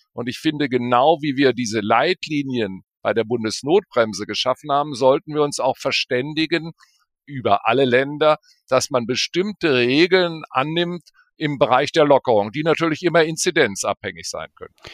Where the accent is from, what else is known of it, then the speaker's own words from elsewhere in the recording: Bonn, North Rhine-Westphalia, Germany; also born or lived in Berlin; meine Heimat ist eigentlich Bonn